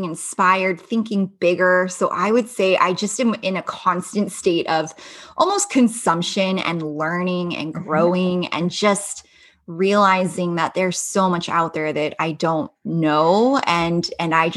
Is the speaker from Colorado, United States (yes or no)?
no; Los Angeles, California, United States; now in Las Vegas, United States; I'm originally from Los Angeles, just outside the LA area. Actually grew up in the Valley